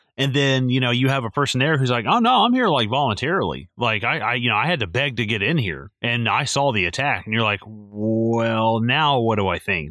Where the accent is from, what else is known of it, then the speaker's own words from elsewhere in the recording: the South, United States; I'm from the, I'm from the South